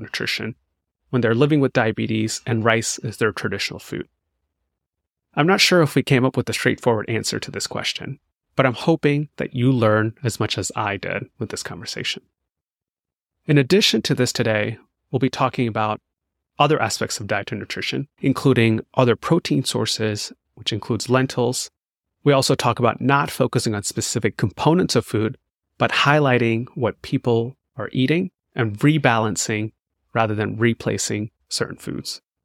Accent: Chennai, Tamil Nadu, India; moved away; also born or lived in Durham, North Carolina; I grew up in Chennai, Tamil Nadu

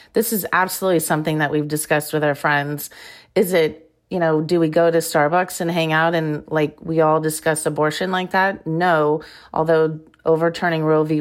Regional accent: Iowa, United States; moved away as an adult; also born or lived in Arizona; I grew up in Iowa

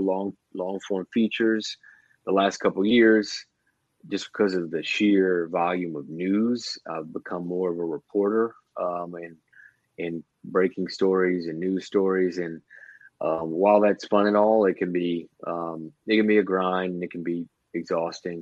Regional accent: Morgan City, Louisiana, United States; I was originally born in Morgan City

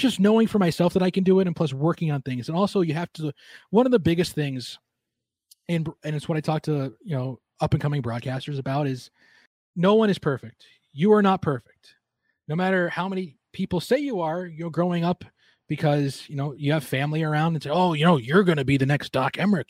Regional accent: Long Island, New York, United States; moved away; growing up on Long Island

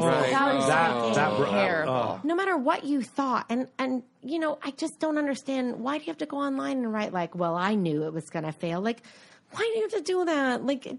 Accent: United States; I'm an American.

